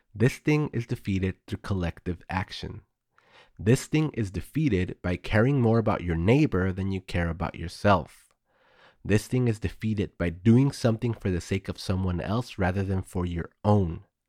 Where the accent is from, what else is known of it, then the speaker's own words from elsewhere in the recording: Texas, United States; my home state of Texas